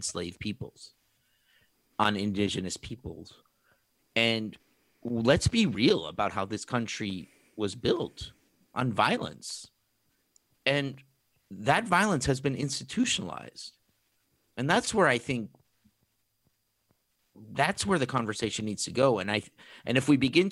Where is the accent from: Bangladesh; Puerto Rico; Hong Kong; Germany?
Puerto Rico; moved away; I am originally from Puerto Rico, which is another stain. I was born and raised.